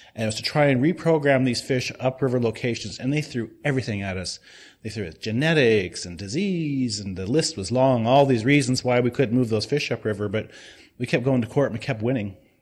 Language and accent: English; Yakama Reservation, Washington, United States; also born or lived in Columbia River; now in Portland, United States; I, um, was born and raised on the Yakima Reservation, uh, but I spent most of my time on the Columbia River